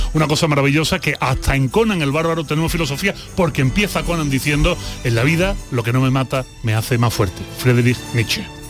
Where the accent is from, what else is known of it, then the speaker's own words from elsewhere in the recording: Seville, Andalusia, Spain; moved away as an adult; also born or lived in Mexico; Si yo soy de Sevilla, si yo me crio en la Macarena